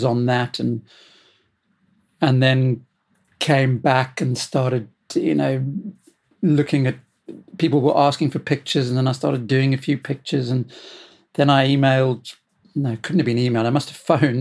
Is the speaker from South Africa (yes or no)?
yes; South Africa; moved away as an adult; now in United Kingdom; I'm originally from South Africa. I came here in 1980